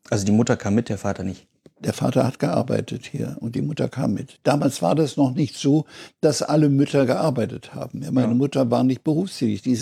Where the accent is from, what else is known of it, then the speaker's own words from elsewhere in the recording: Berlin, Germany; also born or lived in Zittau; ich habe dann den Einmarsch der Roten Armee auch erlebt in Karlshorst.